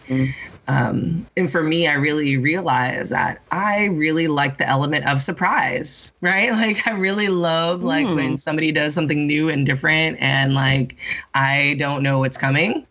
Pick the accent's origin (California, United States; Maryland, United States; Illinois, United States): California, United States; Sacramento; also born or lived in San Francisco; I am originally from California, Northern California, um, from Sacramento and San Francisco.